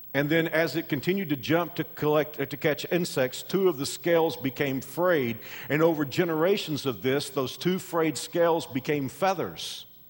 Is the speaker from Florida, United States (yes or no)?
no; Texas, United States; I'm from Texas, and we have rattlesnakes in Texas